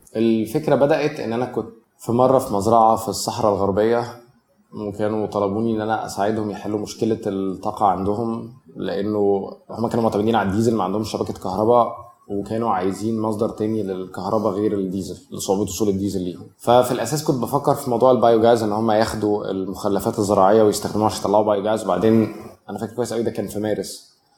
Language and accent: Arabic; Cairo, Cairo Governorate, Egypt; انا نشأت في مصر الجديده في الثمانينات